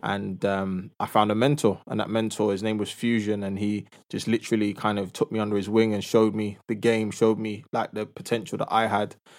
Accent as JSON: {"language": "English", "region": "London", "country": "United Kingdom", "tie": "born or raised there", "said": "I'm from a two-parent household in North London"}